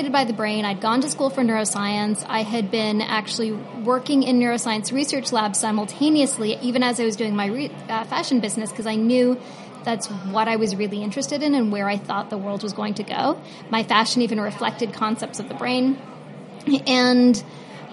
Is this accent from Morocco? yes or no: no; Toronto, Ontario, Canada; Toronto, my hometown